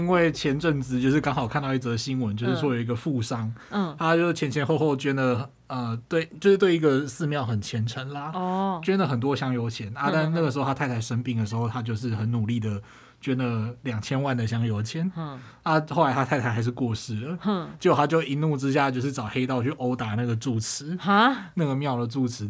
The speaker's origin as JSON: {"language": "Chinese", "region": "southern Taiwan", "country": "Taiwan", "tie": "born or raised there", "said": "因为我是南部出生的小孩嘛，嗯嗯，就是。那种，而且是那种宫庙旁边的小孩哦，对，就是出去之后，左边一间庙，右边两间庙之类的，对，都很近。"}